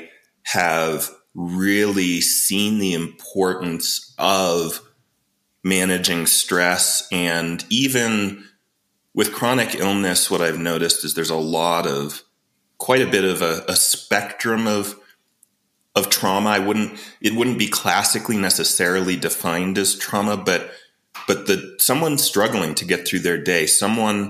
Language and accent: English; Arizona, United States; moved away as an adult; also born or lived in Boulder, Colorado; now in Colorado, United States; I'm from Arizona originally